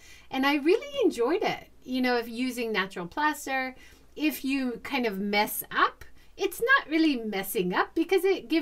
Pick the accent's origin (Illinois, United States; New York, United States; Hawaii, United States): Hawaii, United States; I grew up in Hawaii and real estate is nuts